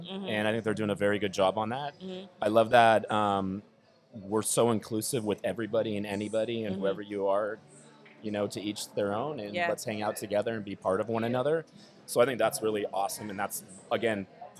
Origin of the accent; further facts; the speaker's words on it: Long Beach, California, United States; also born or lived in Anchorage, Alaska; I live on 3rd and Orizaba, so I'm so close. So I'm very local. I grew up in Los Altos area, which is the new east side, I guess.